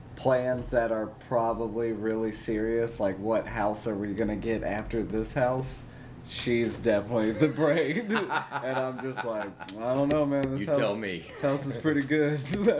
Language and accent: English; Montgomery, Alabama, United States; born or raised there; also born or lived in Columbia, Tennessee